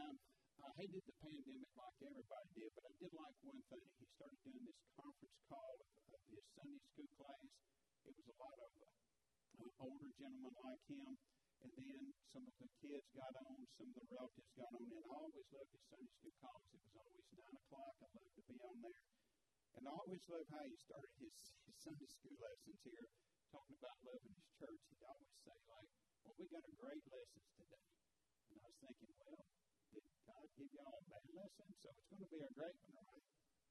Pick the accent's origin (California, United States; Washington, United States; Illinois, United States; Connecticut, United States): Illinois, United States; Chicago; born there; I always say I was born in Chicago. They know I don't have that accent for that.